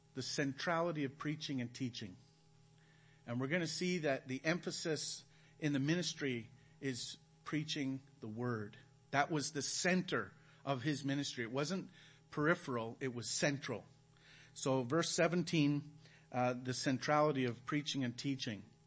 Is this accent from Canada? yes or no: yes; Canada; moved away as an adult; now in Belize; We're from Canada.